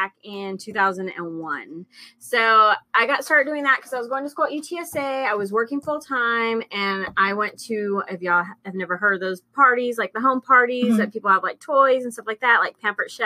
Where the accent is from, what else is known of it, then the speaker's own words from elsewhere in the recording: Alice, Texas, United States; moved away as an adult; now in San Antonio, United States; I moved here from Alice, which is like Corpus, back in 1999.